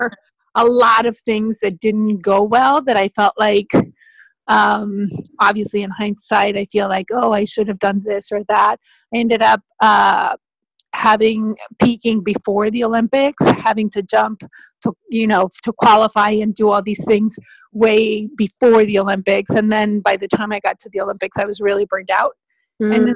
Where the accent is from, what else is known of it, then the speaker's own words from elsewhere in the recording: Mexico; moved away as an adult; also born or lived in Spain; I am originally from Mexico